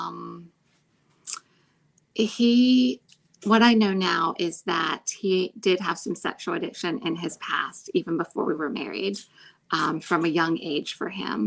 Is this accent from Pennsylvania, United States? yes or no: yes; Pennsylvania, United States; moved away as an adult; also born or lived in Jackson, Mississippi; I came from Pennsylvania